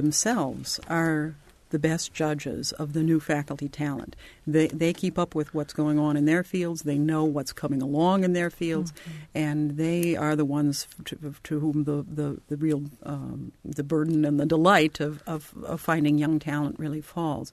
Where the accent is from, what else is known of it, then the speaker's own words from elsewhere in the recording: Falcon Heights, Minnesota, United States; now in Bloomington, United States; It was a little village, Falcon Heights, in which I grew up. But I'm from Minnesota originally, as you perhaps can hear slightly